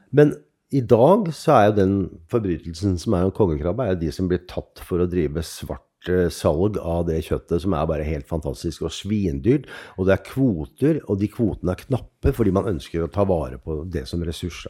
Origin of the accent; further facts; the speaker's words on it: Oslo, Norway; also born or lived in Ålesund; Jeg vokste opp helt uh, sør i Oslo, altså sørøst i Oslo